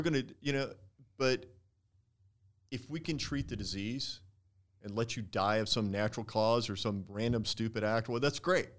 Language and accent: English; Texas, United States; moved away as an adult; now in San Diego, United States; being born in growing up in Texas